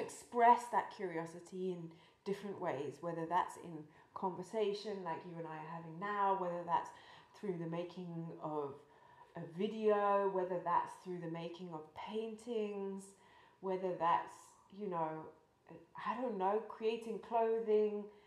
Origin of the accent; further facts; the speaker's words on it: just outside Cambridge, East of England, United Kingdom; I grew up just outside Cambridge